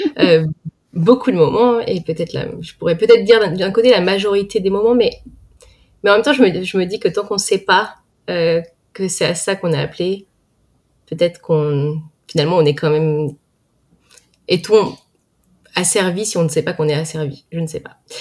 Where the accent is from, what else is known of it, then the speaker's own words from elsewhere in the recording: Val-d'Oise, Paris suburbs, Île-de-France, France; je viens du Val d'Oise en France. J'ai grandi en banlieue parisienne